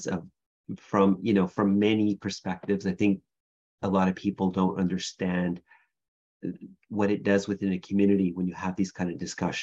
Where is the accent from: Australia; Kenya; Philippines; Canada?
Canada; Kahnawake, Quebec; now in Toronto, Canada; I am Mohawk from Ganawage, which is a community just outside of Montreal, so actually where I was raised